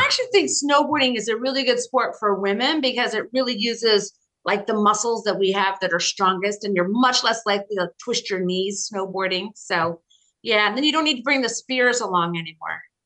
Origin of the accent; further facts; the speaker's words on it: near Boulder, Colorado, United States; moved away as an adult; also born or lived in Boston, United States / Washington, United States; now in New York City, United States; I grew up in Colorado in the mountains, in a, in a cabin in the mountains near Boulder.